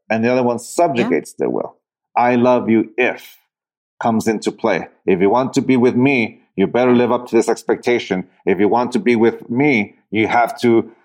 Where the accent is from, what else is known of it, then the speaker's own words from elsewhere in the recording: San Diego, California, United States; also born or lived in Tijuana, Mexico; I grew up in the city, I grew up in San Diego and Tijuana